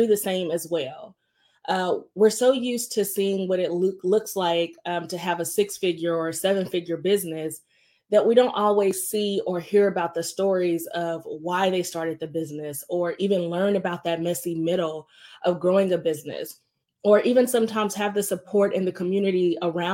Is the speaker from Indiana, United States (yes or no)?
yes; Indianapolis, Indiana, United States; moved away; my home state, Indianapolis, Indiana